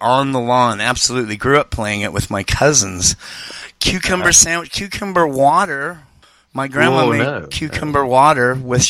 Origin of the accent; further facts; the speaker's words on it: West Coast, United States; I'm from the West Coast.